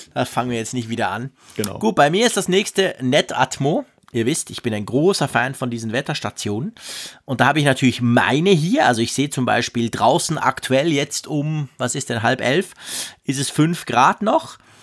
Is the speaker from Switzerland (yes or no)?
yes; Switzerland; bei uns in der Schweiz